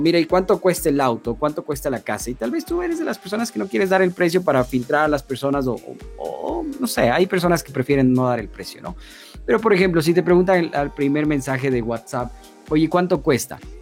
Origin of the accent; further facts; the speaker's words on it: Ecuador; yo soy de Ecuador